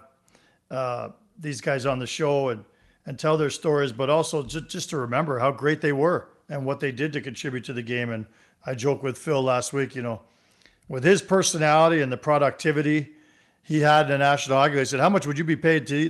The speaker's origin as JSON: {"language": "English", "region": "Ontario", "country": "Canada", "tie": "born or raised there", "said": "I was a backshop boy, too, growing up in Ontario"}